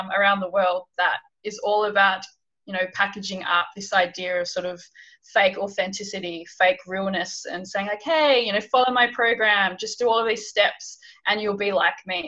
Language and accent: English; Hobart, Tasmania, Australia; moved away as an adult; also born or lived in London / Bangladesh; So I'm originally from Hobart, Tasmania, in Australia